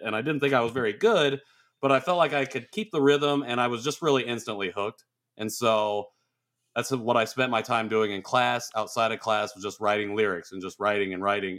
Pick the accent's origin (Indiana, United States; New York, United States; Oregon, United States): Indiana, United States; Rensselaer; moved away as an adult; also born or lived in Seoul, South Korea / San Diego; so I was born in Seoul uh, in March 1990 adopted in June 1990 and uh, ended up with my family in Rensselaer, Indiana